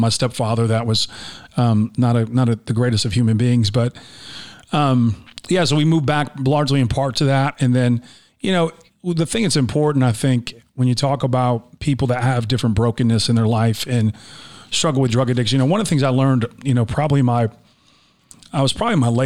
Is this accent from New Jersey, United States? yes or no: no; Buffalo, New York, United States; moved away as an adult; I'm from Buffalo, New York, and being from North